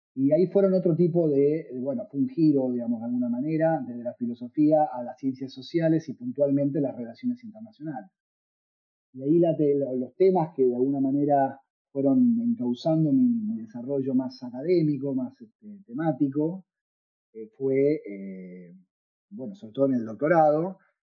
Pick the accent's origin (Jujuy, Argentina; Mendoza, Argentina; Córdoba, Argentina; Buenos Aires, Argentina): Buenos Aires, Argentina; moved away; also born or lived in Tucumán / Montreal / Quebec / Kingston, Ontario; yo soy tucumano, aunque crecí en Buenos Aires, nací en Buenos Aires